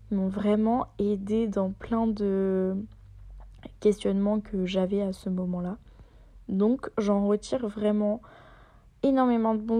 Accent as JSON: {"language": "French", "region": "Auvergne-Rhône-Alpes", "country": "France", "said": "La honte, parce que moi je viens de Haute-Savoie et je ne sais pas euh, faire la différence pour Flaine."}